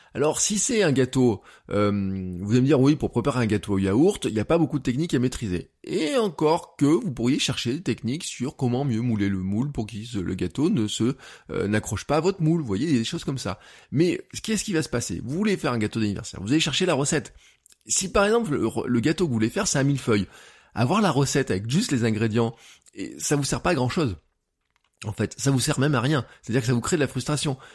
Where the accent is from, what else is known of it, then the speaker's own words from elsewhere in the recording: Auvergne-Rhône-Alpes, France; En tant qu'Auvergnat